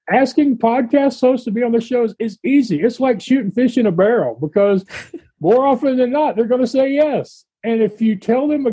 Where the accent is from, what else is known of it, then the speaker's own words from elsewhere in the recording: Texas, United States; And I'm from Texas